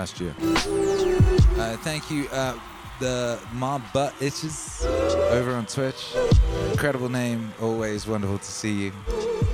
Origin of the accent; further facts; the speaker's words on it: Wales, United Kingdom; I was brought up in Wales.